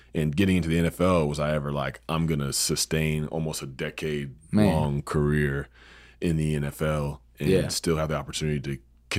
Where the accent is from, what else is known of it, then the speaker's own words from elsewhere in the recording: Georgia, United States; We moved to the South growing up in Georgia